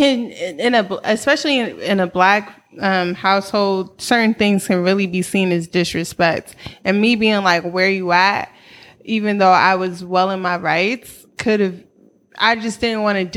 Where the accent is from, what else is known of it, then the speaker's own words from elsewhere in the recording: White Plains, New York, United States; moved away as an adult; also born or lived in Washington, D.C.; now in Oakland, United States; I am from White Plains. Mm. And then I spent at 18, I moved to DC for school.